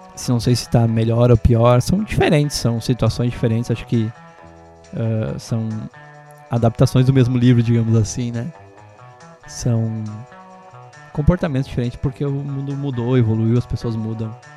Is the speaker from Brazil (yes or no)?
yes; Bom Retiro do Sul, Rio Grande do Sul, Brazil; eu sou natural de Bom Retiro do Sul. Eu fiz o meu primeiro primeiro ano de ensino fundamental no Isabel Luiza